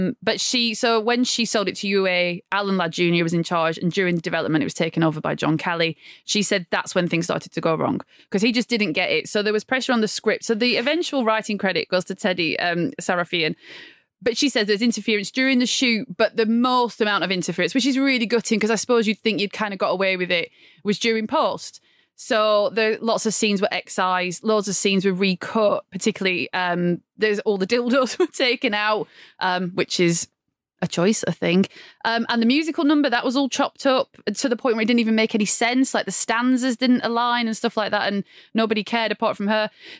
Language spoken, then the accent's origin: English; Blackburn, North West England, United Kingdom; I'm from Blackburn